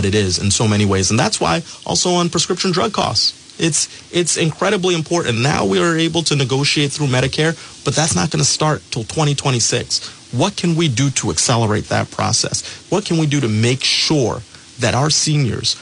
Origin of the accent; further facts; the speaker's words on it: Pawtucket, Rhode Island, United States; I grew up in Pawtucket. I'm a son of the Blackstone Valley.